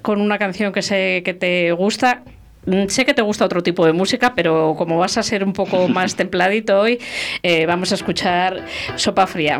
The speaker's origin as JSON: {"language": "Spanish", "region": "La Rioja", "country": "Spain", "said": "mi tierra, en Santo Domingo de la Calzada, en Cuzcurrita"}